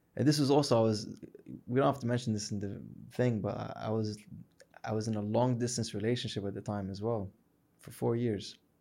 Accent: Hijaz, Saudi Arabia; we're from the Hijaz

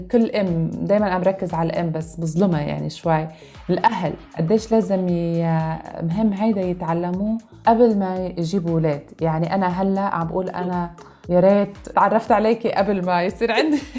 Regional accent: Lebanon; now in United Arab Emirates; انا صار عندي هيدي الكالتشر شوك اذا فينا نسميها لما نقلت من لبنان على الامارات

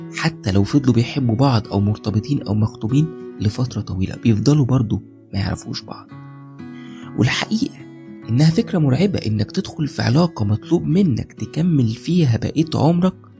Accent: Egypt; عندنا في مصر

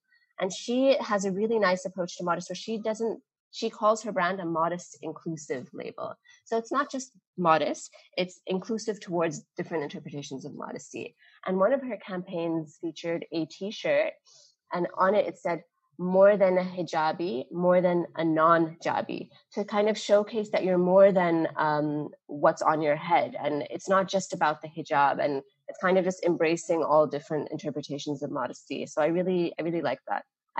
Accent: Dubai, United Arab Emirates; I remembered this brand from growing up in Dubai from when I was like maybe 18, 19.

